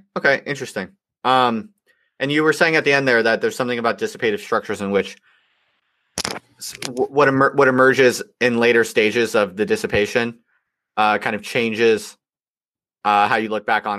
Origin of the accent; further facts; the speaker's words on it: United States; now in England, United Kingdom; I'm American.